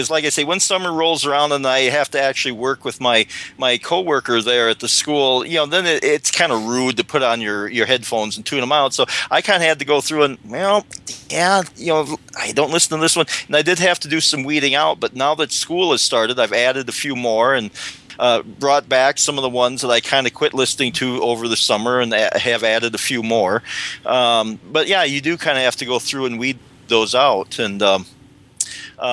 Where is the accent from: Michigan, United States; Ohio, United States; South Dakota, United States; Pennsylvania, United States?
South Dakota, United States; I grew up in South Dakota during the 60s